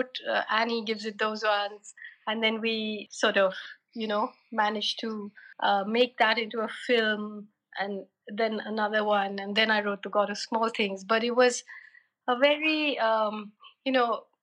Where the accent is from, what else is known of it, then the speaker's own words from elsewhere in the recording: Kerala, India; moved away as an adult; also born or lived in Delhi; I come from Kerala, which is like the other end of the country